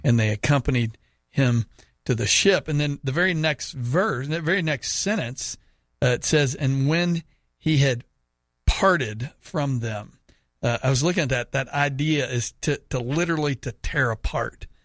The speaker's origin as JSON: {"language": "English", "country": "United States", "said": "I'm saying this as an American"}